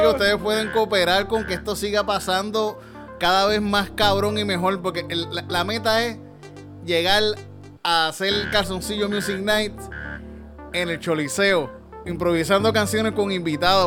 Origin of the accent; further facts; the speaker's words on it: Yauco, Puerto Rico; yo cuando era niño, fui un, en Yauco